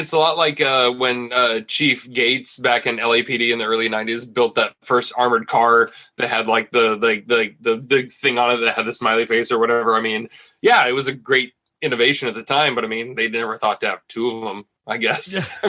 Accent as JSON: {"language": "English", "region": "West Coast", "country": "United States", "said": "I'm from the West Coast."}